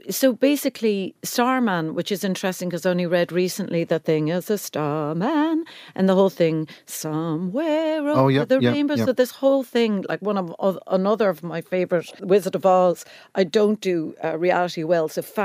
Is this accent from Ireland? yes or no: yes; Cork, Munster, Ireland; I mean, you wouldn't believe it because of how much I talk, but I'm from Cork.